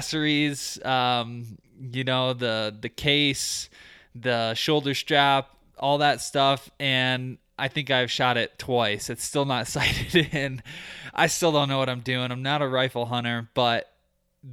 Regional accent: Michigan, United States; now in Colorado, United States; I grew up in Michigan.

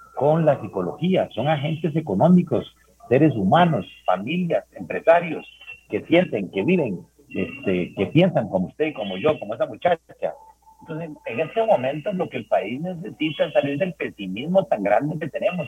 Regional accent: Paraíso, Cartago, Costa Rica; yo soy de Paraíso

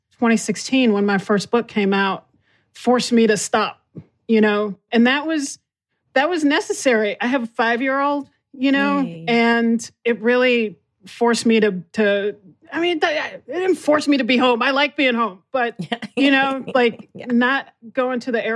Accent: Texas, United States; I'm from Texas

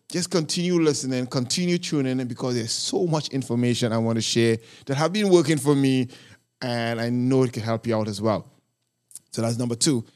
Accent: New York City, New York, United States; I am from New York City

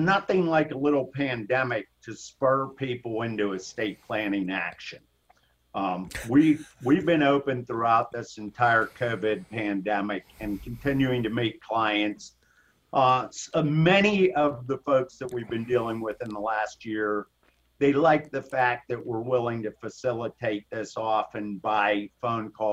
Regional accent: Pittsburgh, Pennsylvania, United States; accent: Pittsburgh; I was born and raised here in Pittsburgh. I grew up in the South Hills in Upper St. Clair

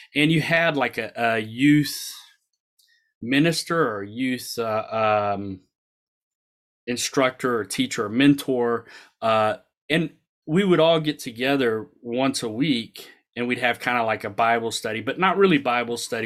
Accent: the South, United States; I grew up in the South

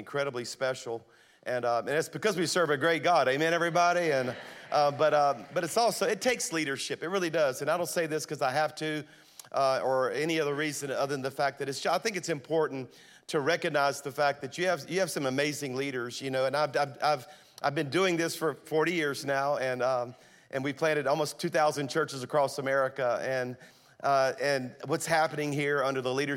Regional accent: South Louisiana, United States; moved away as an adult; now in Birmingham, United States; I'm a Cajun from South Louisiana is what I really am, okay? I moved to Birmingham 23 years ago to plant Highlands, but I'm from South Louisiana

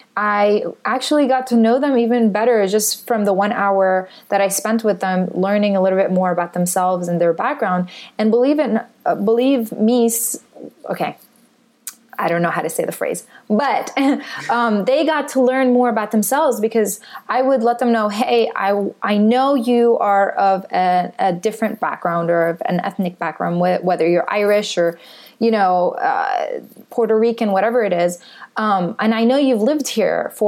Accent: Jordan; also born or lived in Palestine; now in United States; I grew up in Jordan. I'm of Palestinian heritage

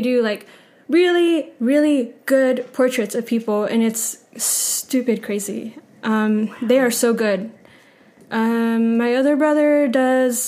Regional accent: Greenville, South Carolina, United States; moved away as an adult; also born or lived in Florida; now in Athens, Georgia, United States; I'm from Greenville, South Carolina. I am in a family of five brothers. I have two sisters. I was born in Florida. We moved to Greenville, South Carolina, right before Greenville started growing.

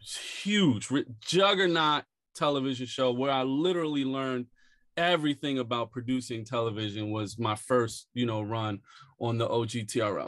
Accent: Philadelphia, Pennsylvania, United States; now in New York, United States; I grew up in West Philly, a few blocks away from Fresh Prince

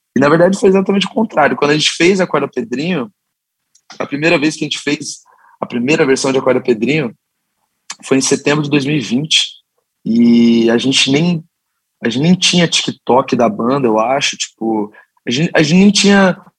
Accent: Curitiba, Paraná, Brazil; nós cinco somos nascidos e criados em Curitiba

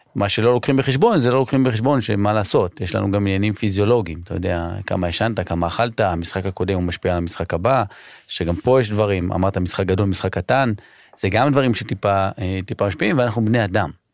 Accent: Israel; אני ישראלי

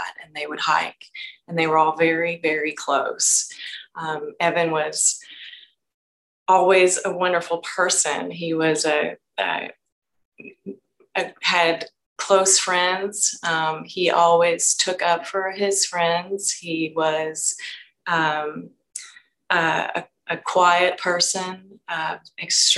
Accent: Frankfort, Kentucky, United States; I'm from Frankfort, which is the state capital of Kentucky

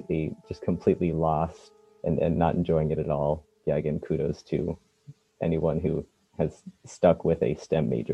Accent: Bay Area, California, United States; where I grew up in the Bay Area

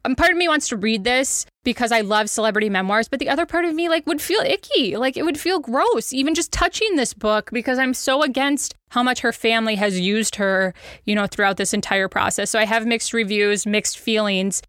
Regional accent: Wisconsin, United States; now in Kansas City, United States; It is our adopted home, but I am from Wisconsin

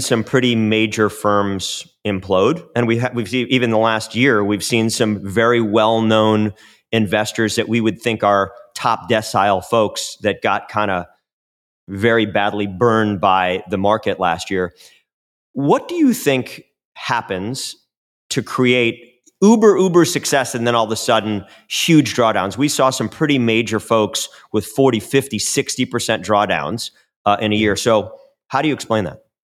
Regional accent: Chicago, Illinois, United States; I'm from Chicago.

